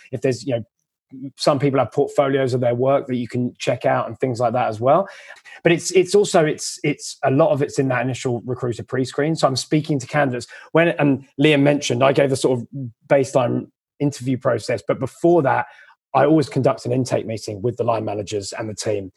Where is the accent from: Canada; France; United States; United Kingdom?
United Kingdom; England; moved away as an adult; also born or lived in London; now in Australia; I'm another English recruiter